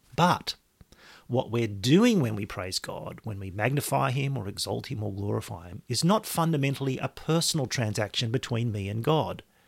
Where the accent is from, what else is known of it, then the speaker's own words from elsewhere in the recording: Australia; I am an Australian.